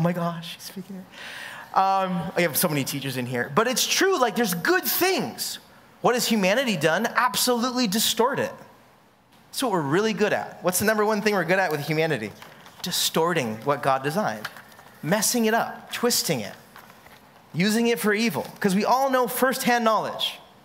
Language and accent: English; California, United States; now in Hawaii, United States; I'm from California